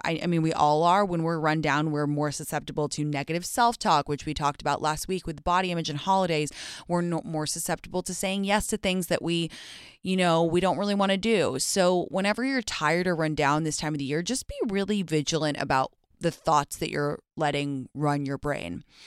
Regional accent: London, United Kingdom; moved away; I grew up in London, obviously, and in England

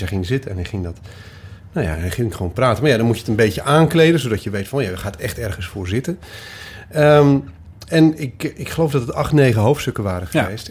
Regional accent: Twente, Overijssel, Netherlands; also born or lived in Goor; now in Cologne, Germany; ik kom uit Twente. Of tenminste ben ik groot geworden.

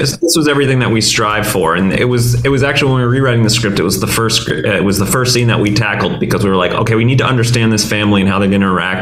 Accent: Northeast, United States; also born or lived in Boston; I grew up in the Northeast

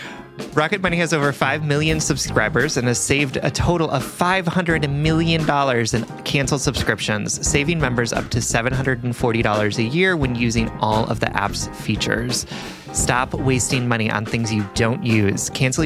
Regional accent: Deep South, United States; I grew up in the Deep South in a very religious community

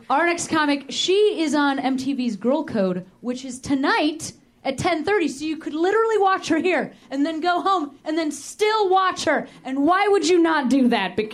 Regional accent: Illinois, United States; also born or lived in Indiana; well, I moved out of Indiana 10 years ago, so 10 years. I don't know. That's just, I'm from Illinois, you know?

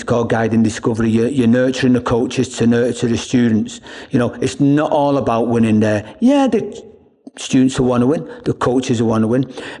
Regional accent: Ireland; also born or lived in England; I mean, I'm from Ireland and England. I'm not going to come in and change anybody's culture.

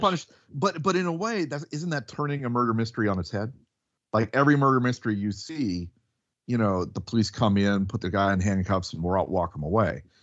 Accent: the South, United States; we're from the South and we hear real Southern accents

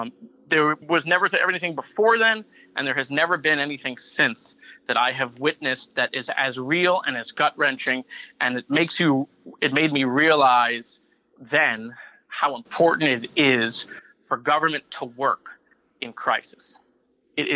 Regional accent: Parkland, Florida, United States; in my hometown of Parkland, and my high school, Marjorie Stoneman Douglas.

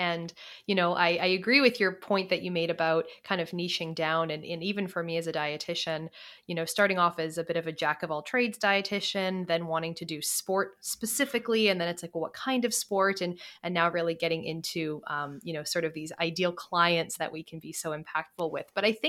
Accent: Canada; I am from Canada

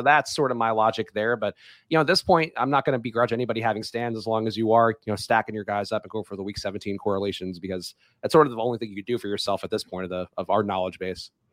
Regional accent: New York City, New York, United States; I grew up in New York

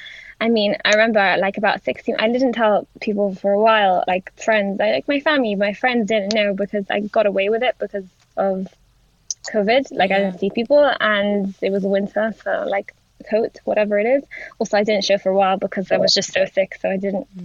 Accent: Gibraltar; moved away; I'm from Gibraltar, which is on the continent. And I literally, like, I grew up, like, next to Spain

